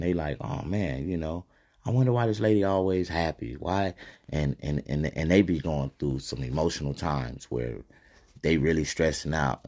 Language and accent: English; United States; we as american people